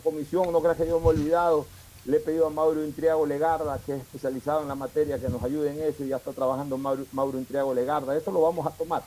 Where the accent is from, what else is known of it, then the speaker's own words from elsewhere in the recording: Ecuador; Nosotros también somos ecuatorianos